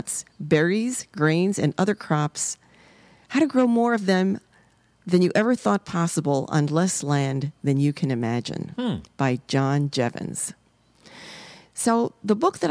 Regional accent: New York City, New York, United States; moved away; I was growing up in the South Bronx, the inner city of New York City.

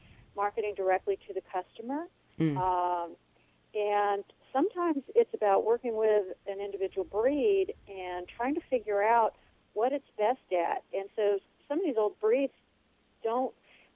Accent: Puerto Rico; I grew up in Puerto Rico.

